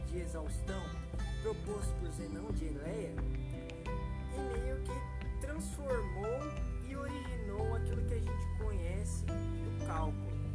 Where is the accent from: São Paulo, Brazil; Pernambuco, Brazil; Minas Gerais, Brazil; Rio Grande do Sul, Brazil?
São Paulo, Brazil; now in Panorama, Brazil; eu sou daqui de Panorama, mas a minha cidade natal é São Paulo.